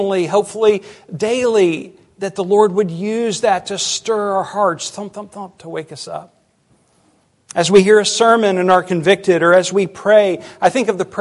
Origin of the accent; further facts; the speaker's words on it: United States; as American Christians